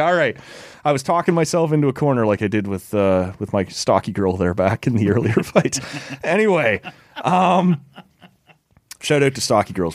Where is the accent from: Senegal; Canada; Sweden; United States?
Canada; Oshawa, Ontario; I grew up in Oshawa